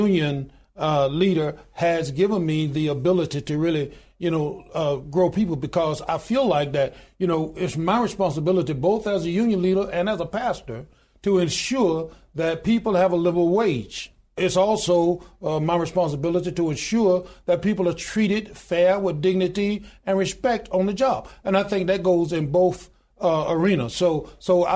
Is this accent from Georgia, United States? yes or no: no; Goodwater, Alabama, United States; I was born in the Deep South. I was born in a little small town in Goodwater, Alabama